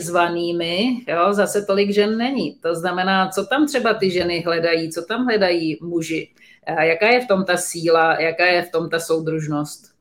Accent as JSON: {"language": "Czech", "country": "Czechia", "said": "my jako Češi"}